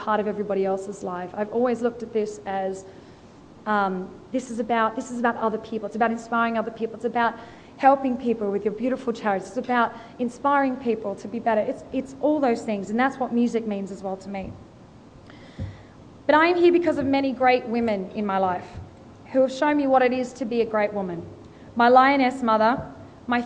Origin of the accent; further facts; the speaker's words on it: Australia; accent: Australian; she heard my Australian accent